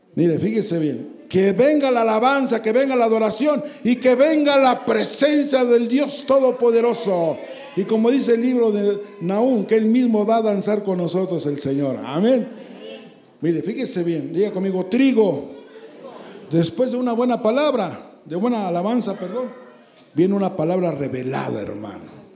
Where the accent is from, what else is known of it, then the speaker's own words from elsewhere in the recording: Santa Julia, Mexico; Yo soy de Santa Julia